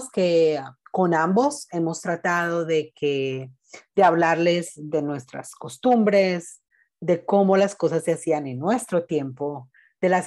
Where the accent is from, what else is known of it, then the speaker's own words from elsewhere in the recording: Colombia; now in United States; somos muy colombianos, la comida, ah, la música que escuchamos en casa